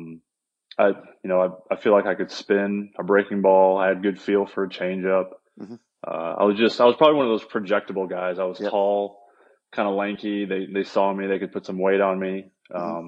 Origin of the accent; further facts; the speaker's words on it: Indiana, United States; growing up in Indiana